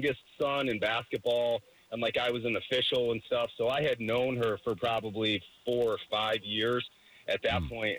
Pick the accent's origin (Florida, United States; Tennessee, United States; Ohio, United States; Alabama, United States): Ohio, United States; north outside of Cleveland; I grew up north outside of Cleveland